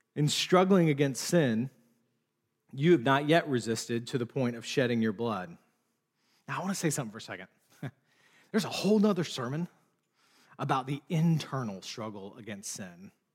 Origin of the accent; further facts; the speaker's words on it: United States; also born or lived in Charlotte, North Carolina, United States; as an American